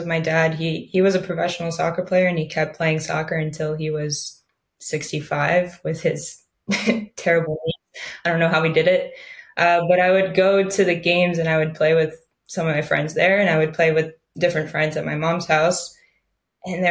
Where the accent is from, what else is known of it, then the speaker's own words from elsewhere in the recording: Cleveland, Ohio, United States; now in Netherlands; I grew up in Cleveland, Ohio, well, a suburb of Cleveland